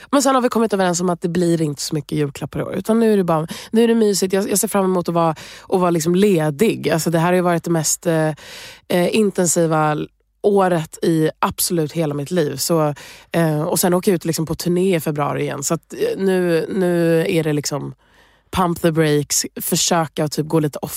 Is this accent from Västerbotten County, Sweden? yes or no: yes; Umeå, Västerbotten County, Sweden; born there; Nej men precis, jag är född i Umeå och min pappa är därifrån.